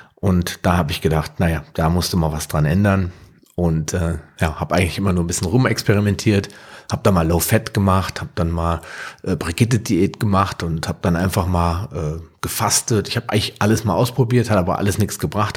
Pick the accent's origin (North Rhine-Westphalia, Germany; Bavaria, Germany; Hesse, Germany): Hesse, Germany; near Frankfurt; Ich komme aus der Nähe von Frankfurt, bin gebürtiger Deutscher